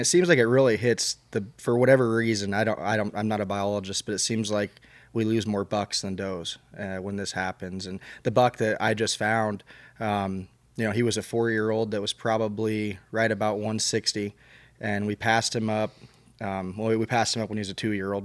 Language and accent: English; Albia, Iowa, United States; I grew up hunting in South Central Iowa down by Albia